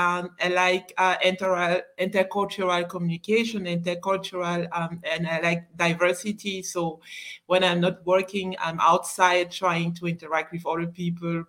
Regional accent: Cameroon; moved away as an adult; now in Germany; I was born and raised in Cameroon. I'm from Cameroon. I came to Germany as a student

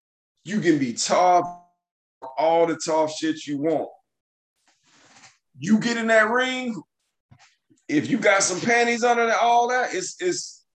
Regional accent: Mississippi, United States; born or raised there

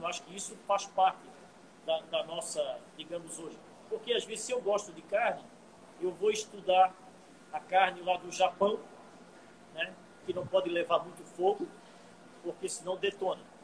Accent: Brazil; nós nós, como brasileiros

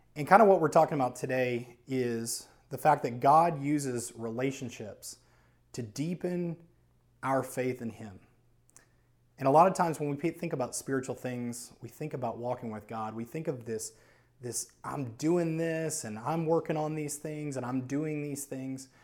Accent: New Orleans, Louisiana, United States; moved away as an adult; I am from New Orleans, Louisiana. And I moved here in two thousand nine when I was about twenty-four, twenty-five

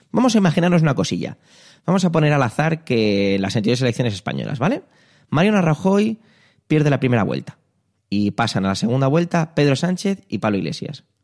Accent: Strasbourg, Grand Est, France; born there; Pues sí, yo nací en Francia, más concretamente en Estrasburgo.

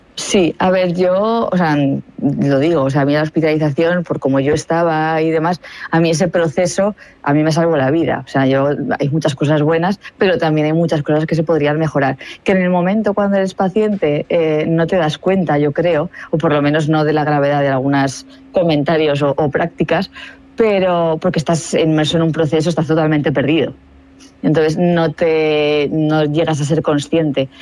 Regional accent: Aragon, Spain; soy de Aragón

